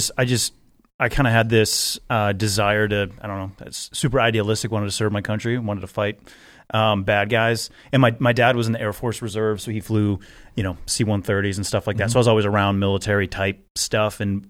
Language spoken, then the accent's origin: English; Milwaukee, Wisconsin, United States; I grew up in Milwaukee, Wisconsin.